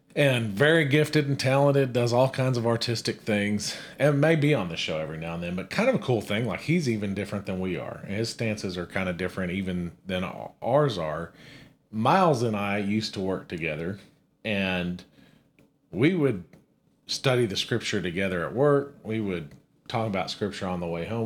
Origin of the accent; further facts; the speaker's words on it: Amarillo, Texas, United States; We're born and raised in Amarillo, Texas.